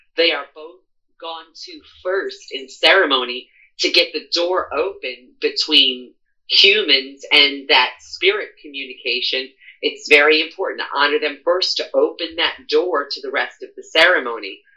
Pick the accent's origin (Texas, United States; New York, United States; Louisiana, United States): Louisiana, United States; New Orleans; I'm born and raised in New Orleans